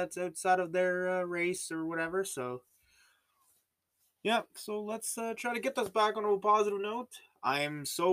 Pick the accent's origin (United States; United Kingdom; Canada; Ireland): Canada; I'm Canadian